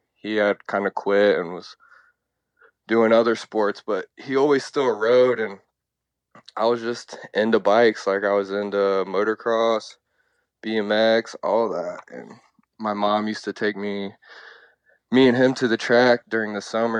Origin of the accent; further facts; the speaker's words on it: Dayton, Ohio, United States; moved away as an adult; now in Florida, United States; I grew up in Dayton, Ohio, and my dad raced motocross